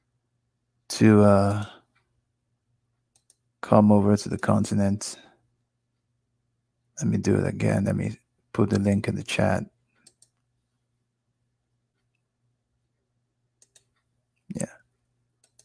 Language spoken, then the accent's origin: English; Nigeria; moved away; I'm a Nigerian citizen